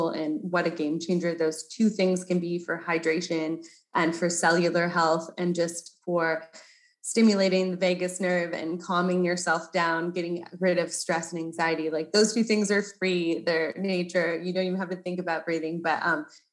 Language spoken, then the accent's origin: English; Canada; I'm Canadian. So I grew up really in nature.